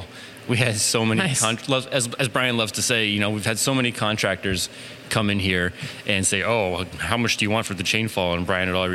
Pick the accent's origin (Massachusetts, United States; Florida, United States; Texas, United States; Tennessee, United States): Massachusetts, United States; Worcester; also born or lived in Whitinsville, Massachusetts; We're actually both born and raised in Worcester.